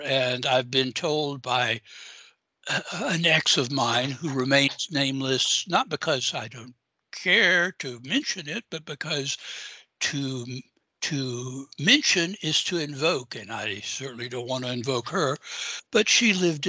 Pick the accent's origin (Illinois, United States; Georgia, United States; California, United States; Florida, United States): Georgia, United States; Augusta; moved away; nothing other than the famous golf tournament ever happens in my hometown